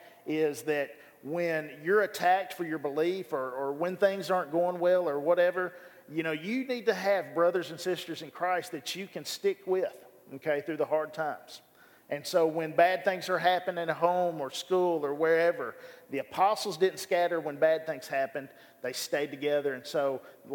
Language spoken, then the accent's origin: English; Bryant, Arkansas, United States; I grew up here in Bryan, Arkansas